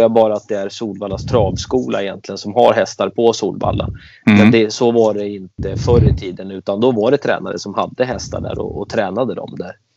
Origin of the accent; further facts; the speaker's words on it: Stockholm, Stockholm County, Sweden; moved away as an adult; now in Falkenberg, Sweden; jag växte upp i eh, Kista, Akalla och det är eh, i Stockholm, utanför Stockholm